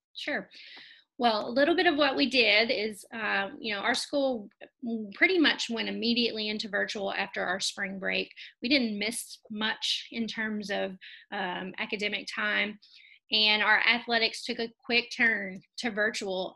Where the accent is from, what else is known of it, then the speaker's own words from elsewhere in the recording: Kentucky, United States; I am born and raised in Kentucky